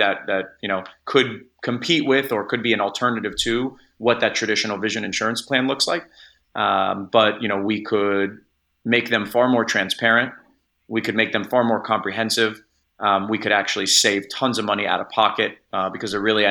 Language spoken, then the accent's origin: English; Los Angeles, California, United States; I'm from Los Angeles. My family's still here.